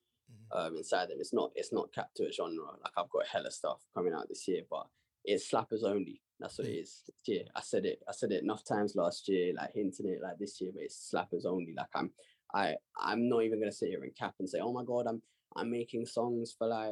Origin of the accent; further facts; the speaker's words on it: London, United Kingdom; I've always loved growing up where I've grown up